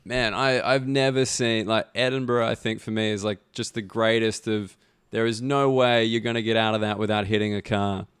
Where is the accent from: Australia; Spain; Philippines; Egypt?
Australia; now in London, United Kingdom; an Australian person